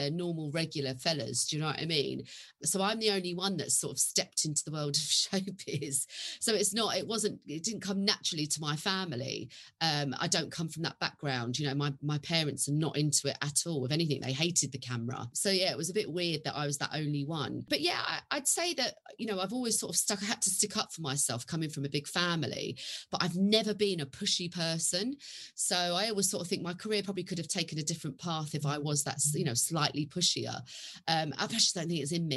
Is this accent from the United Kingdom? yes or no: yes; London, United Kingdom; I was born in Hackney in 1975.